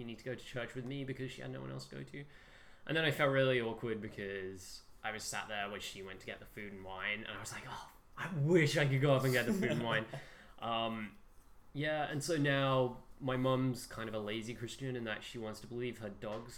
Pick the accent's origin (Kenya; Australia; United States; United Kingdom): United Kingdom; as a British person.